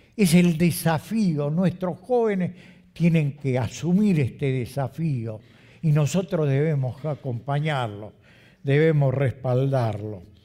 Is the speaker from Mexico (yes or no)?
no; Argentina; also born or lived in Canada; Como argentinos